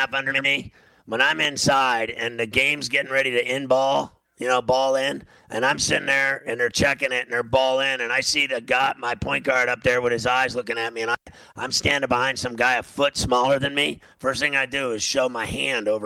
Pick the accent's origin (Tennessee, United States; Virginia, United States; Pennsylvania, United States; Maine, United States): Pennsylvania, United States; Pittsburgh; I'm from Pittsburgh